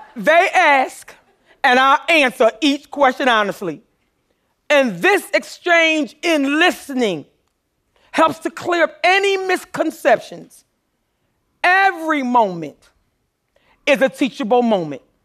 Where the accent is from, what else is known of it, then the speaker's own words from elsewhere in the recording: Philadelphia, Pennsylvania, United States; I grew up poor in North Philadelphia